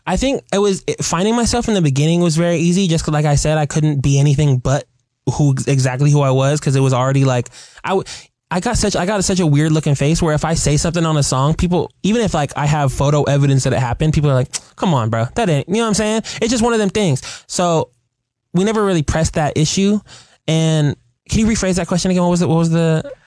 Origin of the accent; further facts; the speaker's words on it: Seattle, Washington, United States; as a kid growing up in Seattle playing baseball